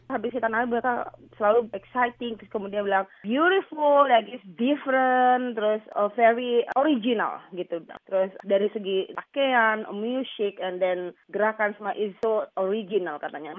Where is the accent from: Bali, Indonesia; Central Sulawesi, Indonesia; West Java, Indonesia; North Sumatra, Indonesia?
Bali, Indonesia; moved away; also born or lived in Lombok, Indonesia; saya lahir besar di Bali, belajar tari